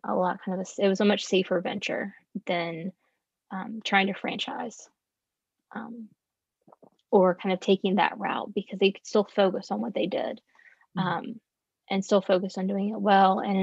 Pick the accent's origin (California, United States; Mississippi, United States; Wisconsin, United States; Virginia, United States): Virginia, United States; growing up in Virginia